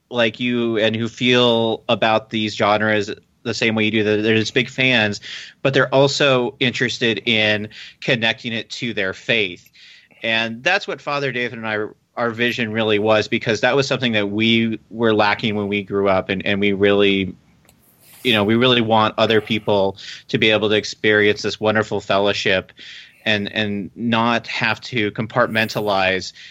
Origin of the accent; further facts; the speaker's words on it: Philippines; born there; also born or lived in Alabama / Texas / England / Germany; I was born in the Philippines, actually, and then I moved to Alabama, Texas, England, Germany, and then Virginia.